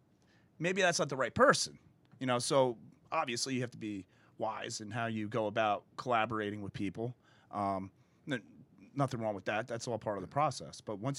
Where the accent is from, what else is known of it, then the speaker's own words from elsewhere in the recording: New Jersey, United States; I grew up in North Jersey, and, you know, I'm a fireman in Elizabeth.